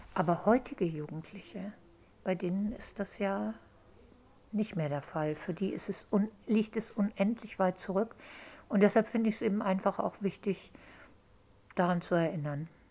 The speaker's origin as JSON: {"language": "German", "region": "Hamburg", "country": "Germany", "tie": "born or raised there", "also_born_or_lived": "England", "said": "ich bin in Hamburg aufgewachsen"}